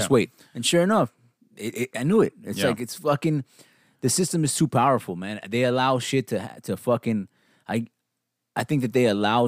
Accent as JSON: {"language": "English", "town": "Los Angeles", "region": "California", "country": "United States", "said": "We're from fucking L.A., yo."}